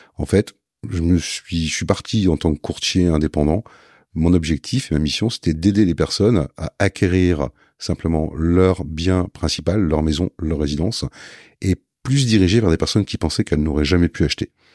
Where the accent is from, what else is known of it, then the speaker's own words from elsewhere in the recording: Lille, Hauts-de-France, France; je suis lillois, euh, lillois à la base.